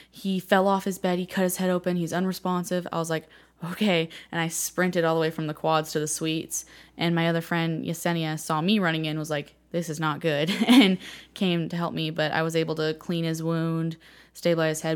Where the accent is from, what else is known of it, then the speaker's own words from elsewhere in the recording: Martinez, California, United States; moved away as an adult; now in Joplin, United States; I grew up in Martinez, California